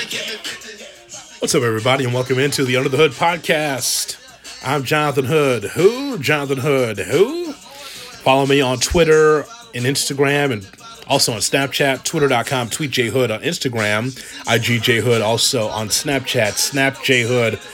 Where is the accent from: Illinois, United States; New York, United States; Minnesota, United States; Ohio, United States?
Illinois, United States; Chicago; I'm from here, born and raised in Chicago